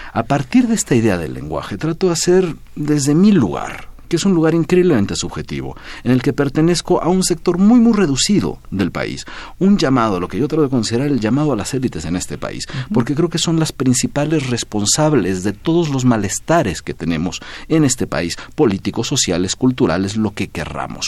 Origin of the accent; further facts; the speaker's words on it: Mexico; also born or lived in Syria; mi otro país, del que soy mitad sirio, mitad mexicana